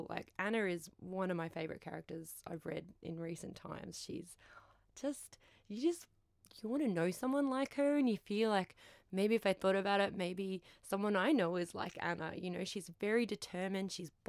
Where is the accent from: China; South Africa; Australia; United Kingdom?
Australia; Queensland; I'm from Queensland